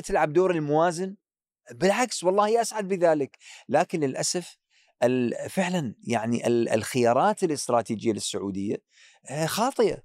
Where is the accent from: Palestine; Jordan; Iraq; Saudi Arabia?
Iraq; كعراقي، كعراقي